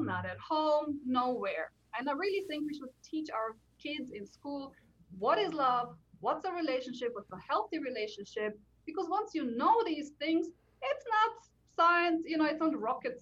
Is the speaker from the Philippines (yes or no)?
no; Slovenia; moved away as an adult; also born or lived in Bavaria, Germany / London, United Kingdom; now in Nuneaton, United Kingdom; I was born in Slovenia to Slovenian parents who already lived in Germany, went back to Slovenia just to give birth with me and for me a little bit.